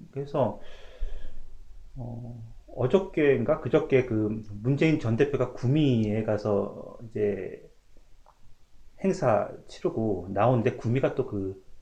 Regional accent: South Korea; born or raised there; now in Canada

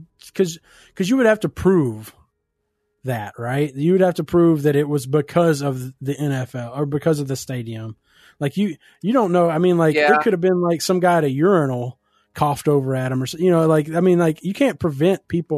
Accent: United States; being an American

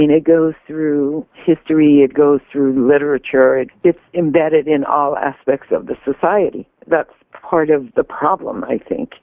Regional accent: Little Rock, Arkansas, United States; That was my growing up in Little Rock, as well as throughout the South.

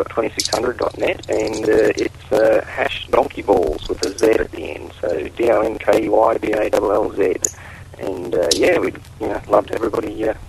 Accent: Australia; Not Boston. I'm from Australia.

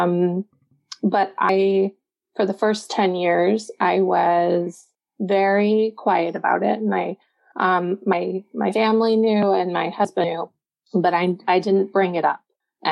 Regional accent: Texas, United States; now in Chicago area, United States; I grew up in Texas

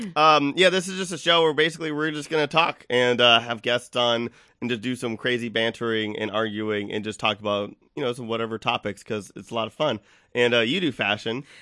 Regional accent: Texas, United States; I'm from Texas

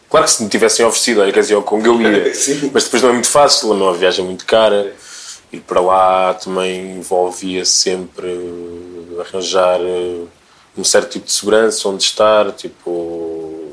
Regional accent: DR Congo; born there; Eu nasci no Zaire, o meu primeiro bilhete de identidade dizia Zaire.

